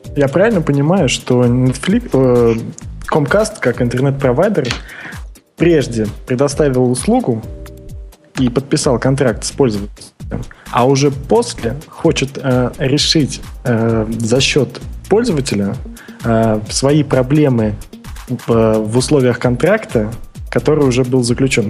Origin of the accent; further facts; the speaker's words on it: Russia; now in Vietnam; я родился в России, но сейчас я во, во Вьетнаме